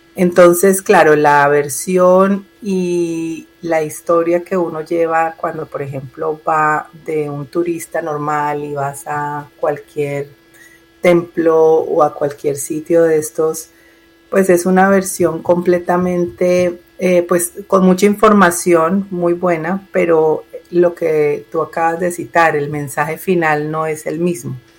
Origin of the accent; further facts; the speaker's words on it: Colombia; now in Miami, United States; yo nací en Colombia y vivo en Miami hace más de 20 años